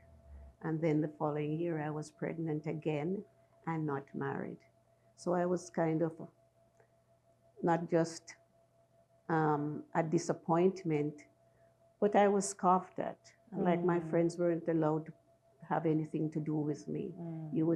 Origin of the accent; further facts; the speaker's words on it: Manchester Parish, Jamaica; I'm from Jamaica. I'm from Manchester, Jamaica. And I grew up from I was 3 years old with my grandmother.